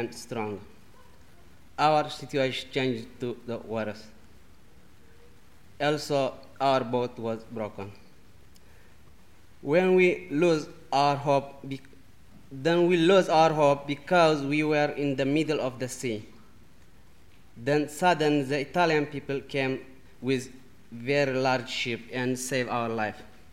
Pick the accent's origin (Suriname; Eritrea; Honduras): Eritrea; English is a second language; moved away as an adult; now in Bristol, United Kingdom; I come from Eritrea